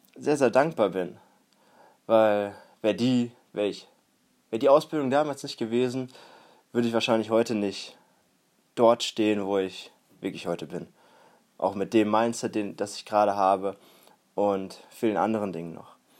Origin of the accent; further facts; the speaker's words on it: Warendorf, North Rhine-Westphalia, Germany; now in Münster, Germany; Ich bin hier sogar in der Nähe aufgewachsen, in einem etwas kleineren Dorf, etwas kleineren Stadt, und zwar in Warendorf